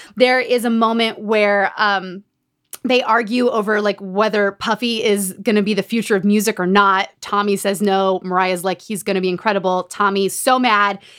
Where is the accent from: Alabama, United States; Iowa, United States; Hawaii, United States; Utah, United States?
Utah, United States; Growing up in Utah